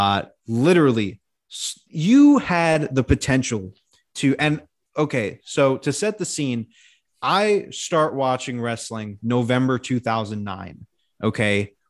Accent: Winnipeg, Manitoba, Canada; Yeah, that was a go back to Toronto. I'm from Winnipeg, you idiot.

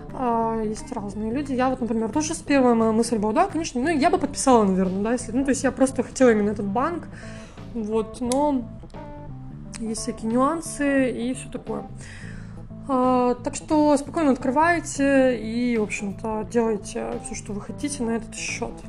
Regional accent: Russia; moved away as an adult; now in Georgia; из глубинки, кстати, из той же, из моего родного города

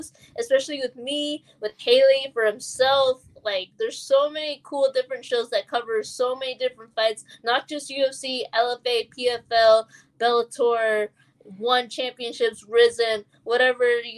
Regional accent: Toronto, Ontario, Canada; I personally, as a Canadian, as a fellow Torontonian

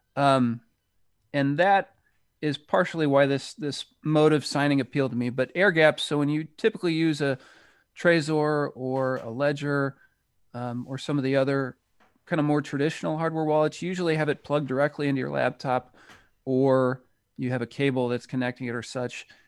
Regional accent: United States; people can probably tell from my accent that I, I'm from the United States

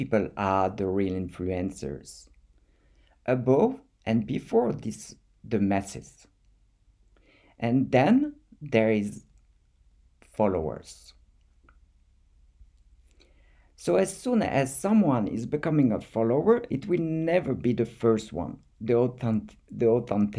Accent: France; accent: French; English is a second language; with my French accent

